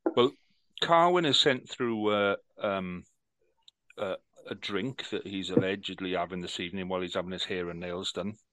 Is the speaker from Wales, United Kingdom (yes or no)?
yes; Wales, United Kingdom; We're Welsh. Yes, we're Welsh. We make beer